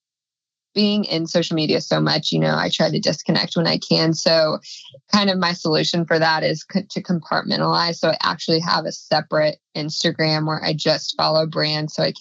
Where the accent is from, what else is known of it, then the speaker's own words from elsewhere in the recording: Texas, United States; moved away; it's my home state